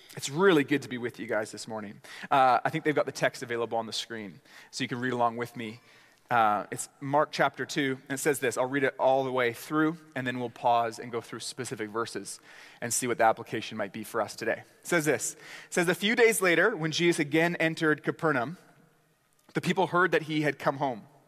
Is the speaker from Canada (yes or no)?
yes; Canada; as Canadian gospel preachers